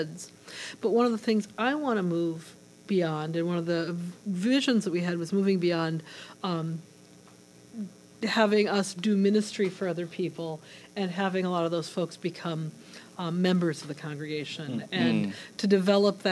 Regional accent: Minnesota, United States; also born or lived in North Dakota; now in Hartford, United States; I am originally from Minnesota, came to Hartford, Connecticut from North Dakota

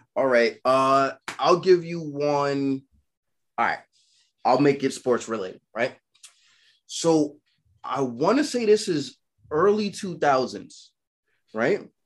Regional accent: New York City, New York, United States; I'm from Brooklyn

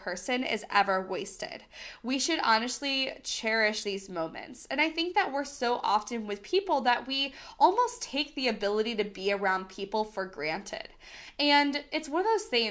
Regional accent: United States; accent: American; I am very much American. I have a very much American accent

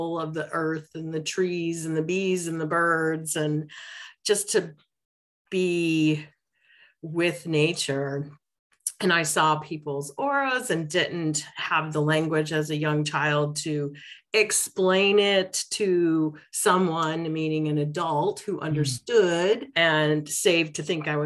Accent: Detroit, Michigan, United States; I grew up in Detroit

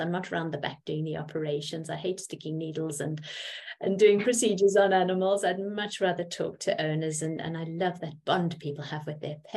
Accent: South Africa; I grew up in South Africa and I have a French mother

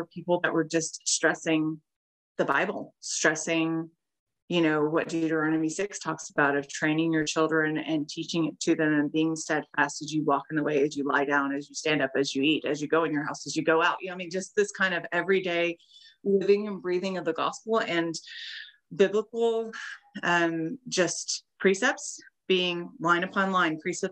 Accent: East Texas, United States; I grew up in East Texas. I live in East Texas now.

